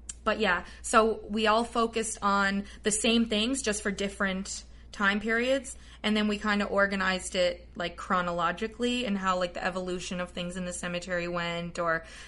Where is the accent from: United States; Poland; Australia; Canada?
Canada; Paradise, Newfoundland and Labrador; I lived right around the corner from Mount Pearl my whole life. I grew up in Paradise